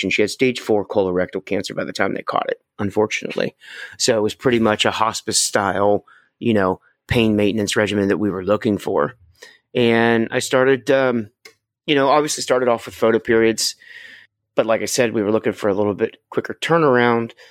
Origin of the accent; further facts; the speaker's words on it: West Virginia, United States; I mean, I grew up in West Virginia. It's gorgeous there.